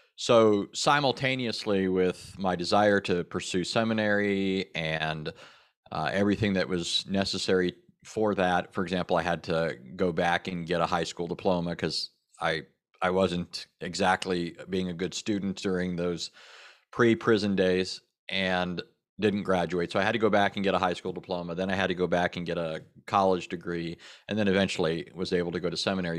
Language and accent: English; Southern California, United States; I was born and raised in Southern California.